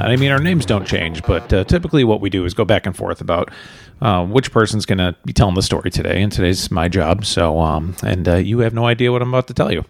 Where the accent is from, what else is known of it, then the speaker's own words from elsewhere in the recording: Chicago suburbs, Illinois, United States; moved away; we are from Chicago suburbs originally